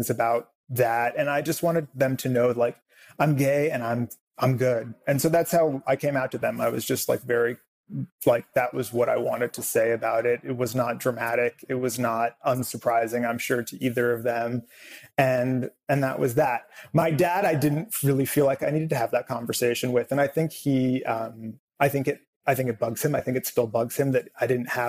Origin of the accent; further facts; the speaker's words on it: Southern California, United States; I grew up here in Southern California.